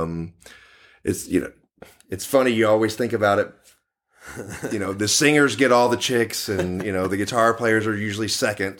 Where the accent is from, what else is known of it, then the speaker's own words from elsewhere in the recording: Dallas, Texas, United States; Born and raised in Dallas, Texas.